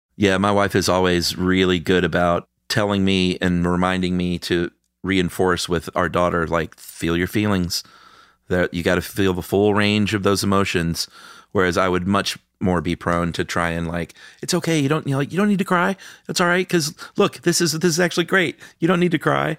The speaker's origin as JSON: {"language": "English", "region": "the American South", "country": "United States", "said": "I'm a boy from the American South"}